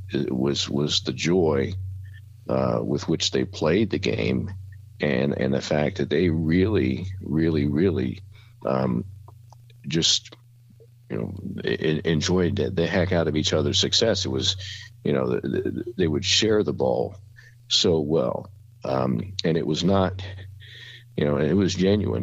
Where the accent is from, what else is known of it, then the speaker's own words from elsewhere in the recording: Columbus, Ohio, United States; moved away as an adult; also born or lived in Bowling Green, Ohio / Newark, Ohio; now in Dayton, United States; originally from Columbus, uh, went to Northland High School, graduated from there in 1975